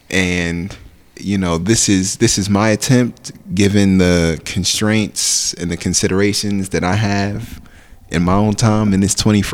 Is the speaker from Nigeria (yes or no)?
yes; Nigeria; also born or lived in Newark, New Jersey; now in New Jersey, United States; I'm Nigerian. I'm Igbo, as a matter of fact.